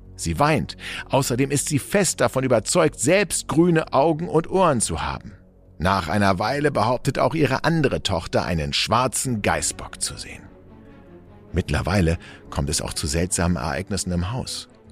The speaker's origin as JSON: {"language": "German", "region": "Berlin", "country": "Germany", "tie": "born or raised there", "said": "ich bin in Eichkamp groß geworden"}